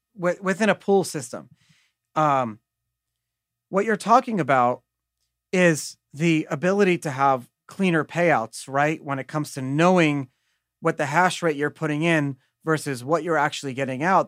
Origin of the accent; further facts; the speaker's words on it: New York, United States; I grew up in New York